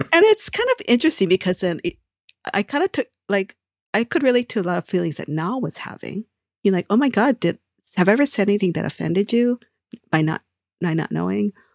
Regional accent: Hawaii, United States; I grew up in Hawaii

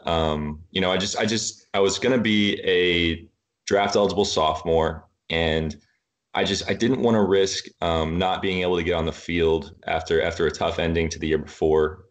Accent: Rowlett, Texas, United States; I grew up in Rowlett, Texas

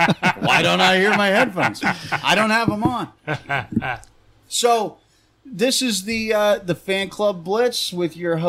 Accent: California, United States; now in New Jersey, United States; I grew up in California.

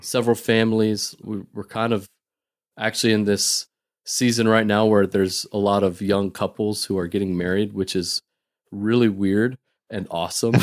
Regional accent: North Dakota, United States; moved away as an adult; now in Boston, United States; I grew up in North Dakota

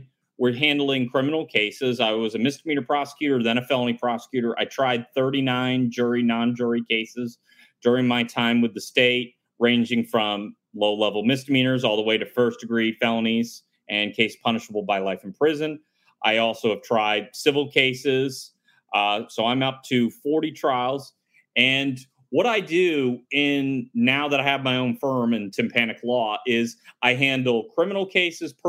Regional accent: Plymouth, Massachusetts, United States; now in Florida, United States; I'm originally from Plymouth, Massachusetts, outside of Boston.

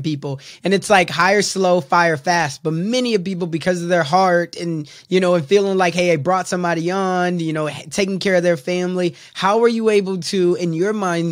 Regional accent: Chicago, Illinois, United States; I'm from the South Side of Chicago

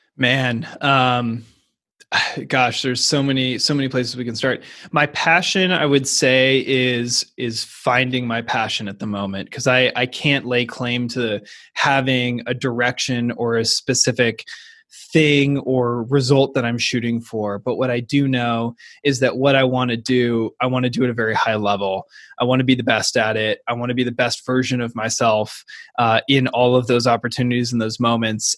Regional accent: Seattle, Washington, United States; I went to the University of Washington, which has an incredibly strong rowing tradition. Plus, it was my hometown team

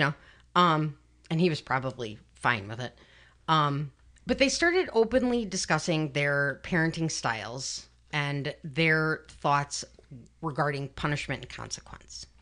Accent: Chicago, Illinois, United States; I'm from Chicago

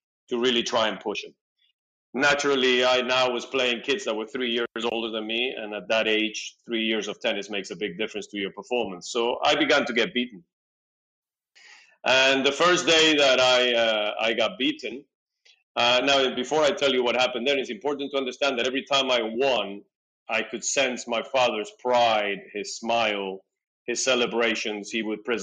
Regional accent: Peru; now in Tel Aviv, Israel; I was born in South America, in Peru. I am the son of two Argentinian parents who happened to be in Peru working.

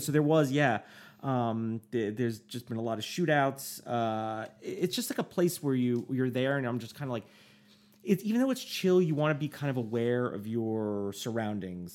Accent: United States; I'm an American

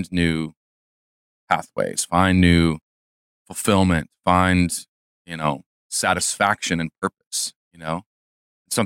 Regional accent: Chicago, Illinois, United States; I was born and raised in the Chicagoland area

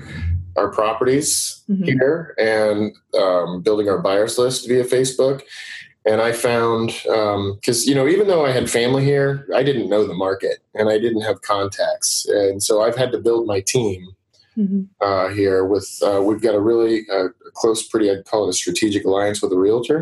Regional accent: Wichita, Kansas, United States; also born or lived in Denver, Colorado; Wichita, where I grew up right outside of Wichita, is a smaller town.

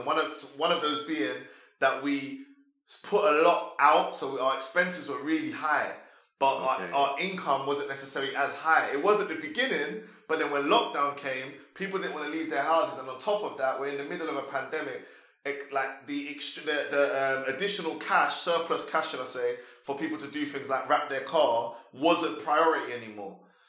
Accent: London, United Kingdom; I was born in London. Yeah, I was born originally in East London, but my mum relocated to South when I was 3.

